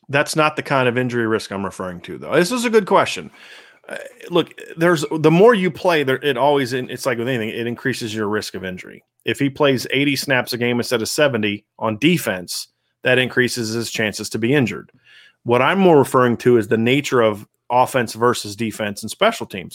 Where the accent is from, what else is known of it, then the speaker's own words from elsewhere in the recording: Virginia, United States; I'm from Virginia